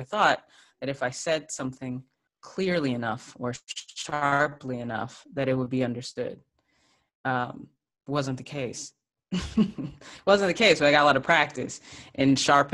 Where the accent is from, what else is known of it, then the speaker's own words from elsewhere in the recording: Texas, United States; growing up in Texas in the South